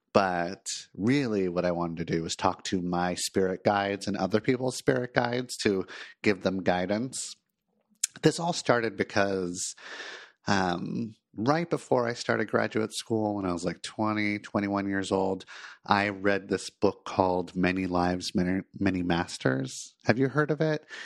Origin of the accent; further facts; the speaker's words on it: Los Angeles, California, United States; moved away as an adult; now in Portland, United States; moved from Los Angeles, where I grew up, to Portland